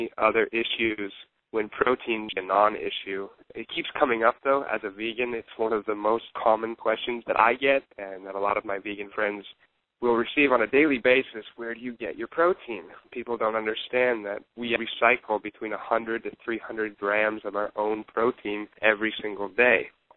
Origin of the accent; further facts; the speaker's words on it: Pacific Northwest, United States; moved away as an adult; also born or lived in Chicago; now in Seattle, United States; Now I'm back home where I used to live. I'm from the Pacific Northwest